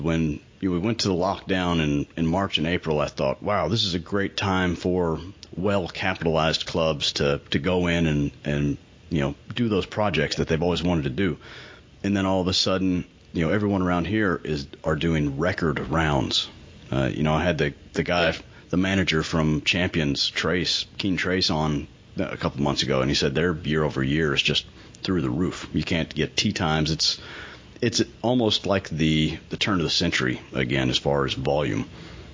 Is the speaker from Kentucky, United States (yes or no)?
yes; Western Kentucky, United States; Growing up in Western Kentucky as a dedicated, lifelong St. Louis Cardinals fan